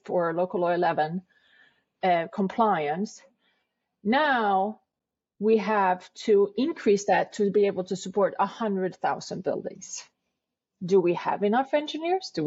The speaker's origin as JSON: {"language": "English", "country": "Sweden", "also_born_or_lived": "New York City", "moved": "as an adult", "lives_now": "New York, United States", "said": "I am from Sweden originally. I moved to New York in 1994."}